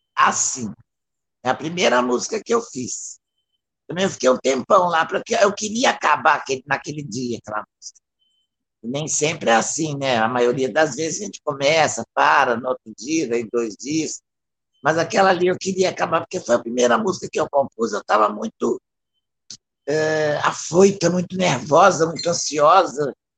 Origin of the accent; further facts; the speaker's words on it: Belo Horizonte, Minas Gerais, Brazil; eu sou de Belo Horizonte